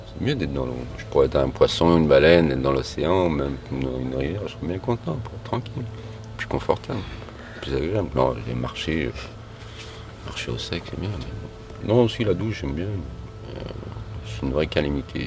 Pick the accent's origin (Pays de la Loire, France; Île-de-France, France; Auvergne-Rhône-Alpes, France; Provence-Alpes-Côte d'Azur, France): Auvergne-Rhône-Alpes, France; Lyon; la base je suis de Lyon.